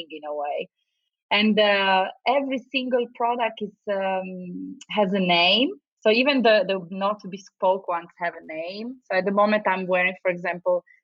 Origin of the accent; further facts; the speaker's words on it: Turin, Piedmont, Italy; moved away as an adult; also born or lived in London, United Kingdom; now in Los Angeles, United States; I'm from Turin, from a little town that is very industrial